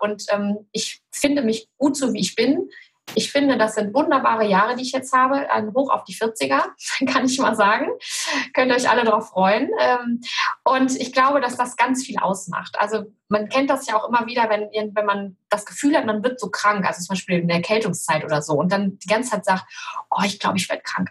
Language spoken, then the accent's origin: German; Cologne, North Rhine-Westphalia, Germany; ich komme aus Köln